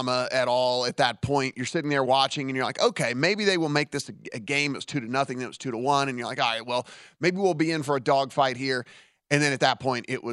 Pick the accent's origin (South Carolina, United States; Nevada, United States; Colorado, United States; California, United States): Nevada, United States; Las Vegas; I'm from Vegas